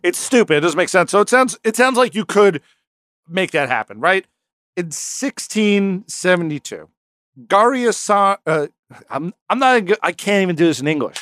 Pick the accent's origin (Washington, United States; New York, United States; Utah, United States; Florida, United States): New York, United States; we're from New York